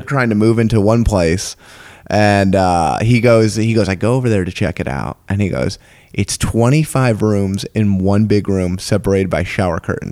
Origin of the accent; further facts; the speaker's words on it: San Diego, California, United States; also born or lived in New York / Texas; I was born in New York and then moved over to San Diego